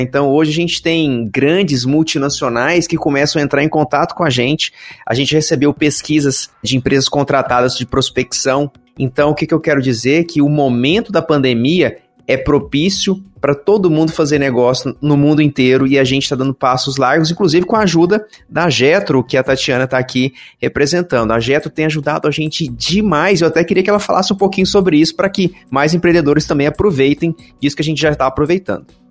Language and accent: Portuguese; Brazil; como brasileiro